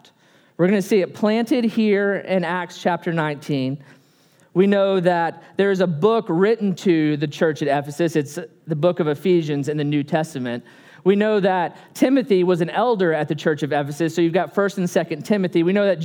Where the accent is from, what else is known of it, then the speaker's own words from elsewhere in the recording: Texas, United States; moved away as an adult; also born or lived in Oklahoma; now in Tuscaloosa, United States; We really were born and raised in Texas